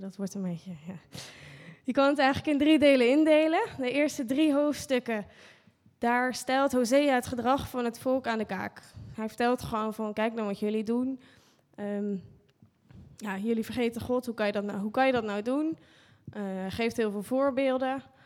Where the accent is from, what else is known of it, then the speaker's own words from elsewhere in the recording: Netherlands; als Nederlanders